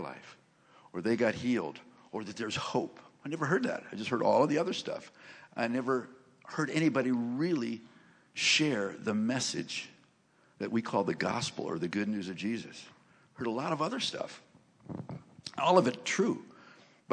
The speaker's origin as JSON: {"language": "English", "town": "Cleveland", "region": "Ohio", "country": "United States", "tie": "born or raised there", "said": "I grew up in Cleveland, Ohio"}